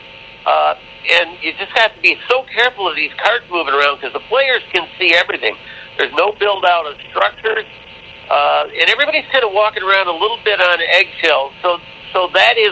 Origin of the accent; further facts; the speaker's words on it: Chicago, Illinois, United States; I grew up in Chicago. I grew up on the north side of Chicago.